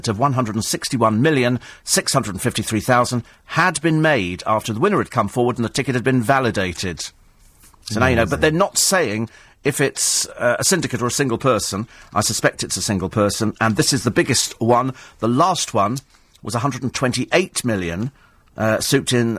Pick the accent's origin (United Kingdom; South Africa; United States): United Kingdom; Bromley, London; I was born in Bromley, actually.